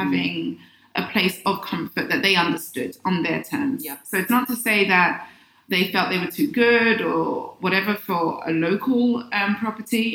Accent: London, United Kingdom; moved away as an adult; now in Accra, Ghana; I was born in the UK, London, and um, I'm of Ghanaian heritage.

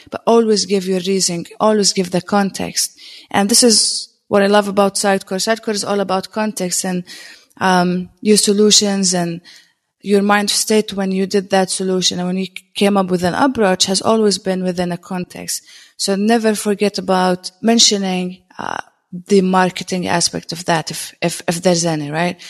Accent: Jordan; I'm a technologist from Jordan.

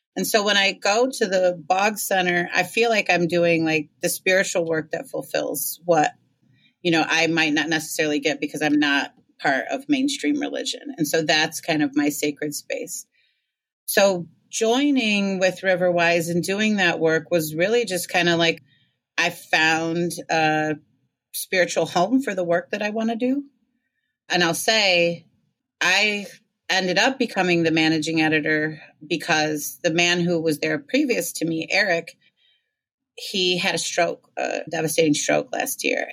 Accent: Ann Arbor, Michigan, United States; now in Detroit, United States; I'm in Detroit now, but I'm from Ann Arbor, Michigan

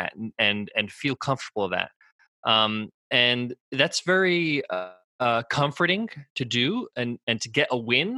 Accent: United States; I was born in the States.

